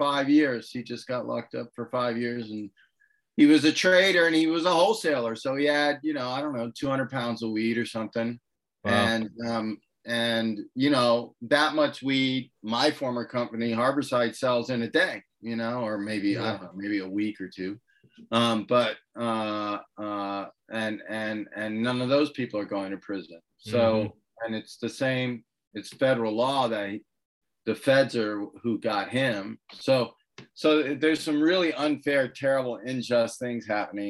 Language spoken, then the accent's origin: English; United States; I'm an American